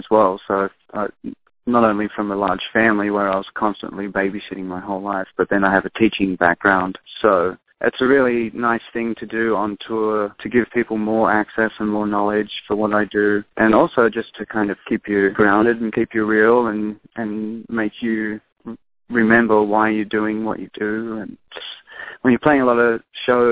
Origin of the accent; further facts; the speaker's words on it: Australia; moved away as an adult; now in Seattle, United States; the Aboriginal people in my home country